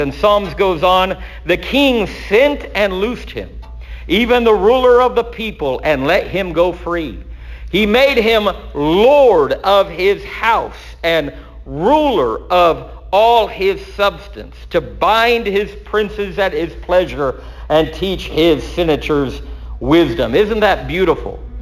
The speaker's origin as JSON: {"language": "English", "region": "Texas", "country": "United States", "said": "I'm a son of Texas"}